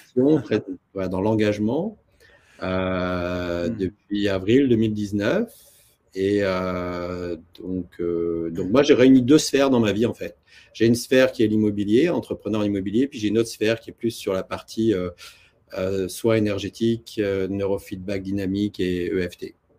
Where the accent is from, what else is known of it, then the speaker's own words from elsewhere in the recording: near Toulouse, Occitania, France; moved away as an adult; also born or lived in Paris / Tokyo / New York; now in Canada; je viens d'une belle région de France qui s'appelle euh, le Sud-Ouest, et près de Toulouse, en l'occurrence. Mmh. Euh, ça, c'est les origines